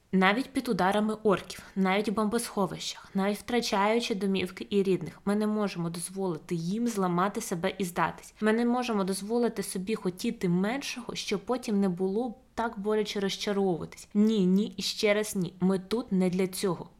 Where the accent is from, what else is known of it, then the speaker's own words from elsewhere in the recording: Ukraine; Моє найбільше щастя народитися в Україні